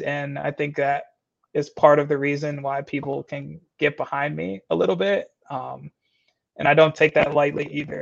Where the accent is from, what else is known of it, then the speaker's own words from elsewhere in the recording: Michigan, United States; also born or lived in Florida; now in St. Paul, United States; I was raised in Michigan, born in Florida